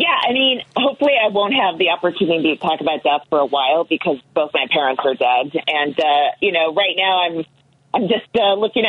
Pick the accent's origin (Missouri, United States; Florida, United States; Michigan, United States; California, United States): California, United States; And so I said I was from California somehow when I was talking to the audience